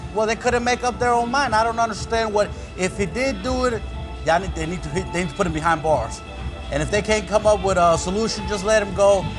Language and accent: English; Baton Rouge, Louisiana, United States; I'm from Baton Rouge, Louisiana